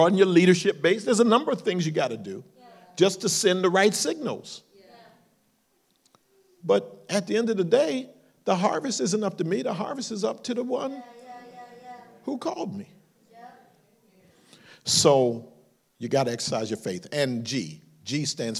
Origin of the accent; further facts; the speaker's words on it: Philadelphia, Pennsylvania, United States; moved away as an adult; now in California, United States; I came from Philadelphia